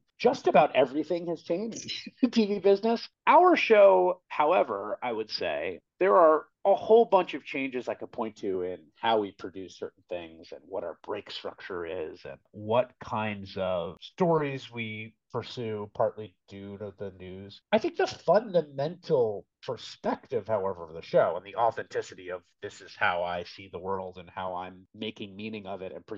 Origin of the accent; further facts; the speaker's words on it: New York City, New York, United States; The world that I grew up in the Bronx